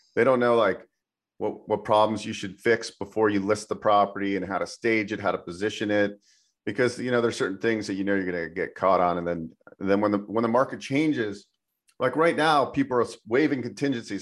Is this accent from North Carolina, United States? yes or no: no; San Francisco Bay Area, California, United States; moved away as an adult; also born or lived in Incline Village, Nevada; I grew up in California in the San Francisco Bay Area, and then I relocated to uh, Nevada